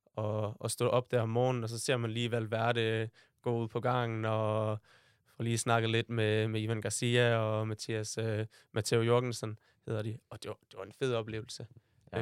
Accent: Aarhus, Central Denmark Region, Denmark; jeg er født her i Aarhus, nærmere sagt Tilst, øh, med min mor og far og min storebror

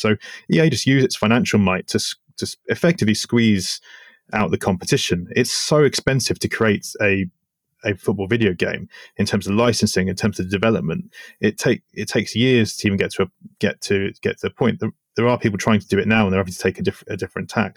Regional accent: Switzerland; growing up in Switzerland

